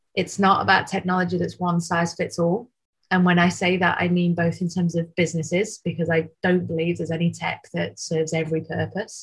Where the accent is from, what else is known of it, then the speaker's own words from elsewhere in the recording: Manchester, North West England, United Kingdom; Manchester born and bred